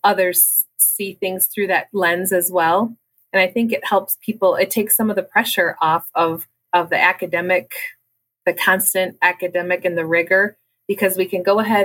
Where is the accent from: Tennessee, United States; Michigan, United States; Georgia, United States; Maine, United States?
Michigan, United States; Cadillac; also born or lived in North Branch, Michigan; I actually was born and raised in Cadillac